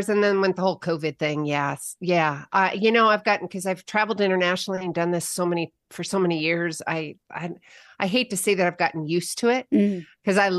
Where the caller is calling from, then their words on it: Bend, Oregon, United States; I am in Bend, Oregon. It's started to snow, so we've got a few inches.